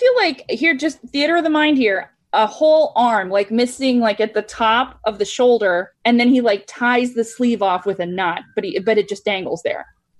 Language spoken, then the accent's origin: English; Florida, United States; also born or lived in New York City, United States; I grew up outside Tampa, Florida.